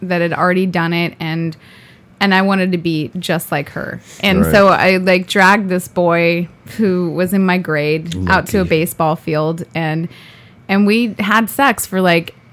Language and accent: English; Thousand Oaks, California, United States; Thousand Oaks